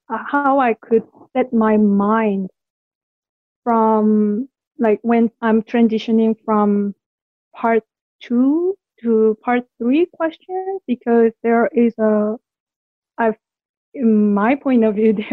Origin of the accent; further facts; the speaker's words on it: South Korea; English is a second language; now in Ottawa, Canada; I'm from Korea. I'm currently living in Canada